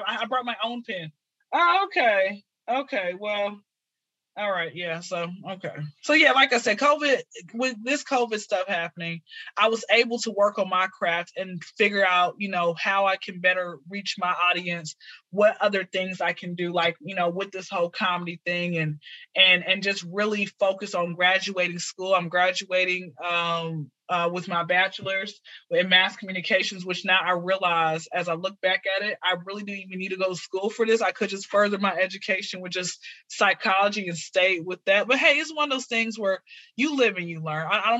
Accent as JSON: {"language": "English", "town": "Atlanta", "region": "Georgia", "country": "United States", "tie": "born or raised there", "said": "So born and raised in Atlanta, been here since I was zero."}